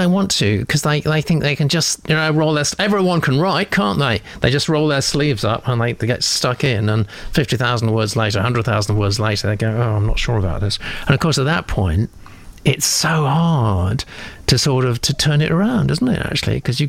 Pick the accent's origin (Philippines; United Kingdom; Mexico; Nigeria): United Kingdom; Birmingham, West Midlands; I grew up in Birmingham and graduated in BSc Psychology in Coventry University.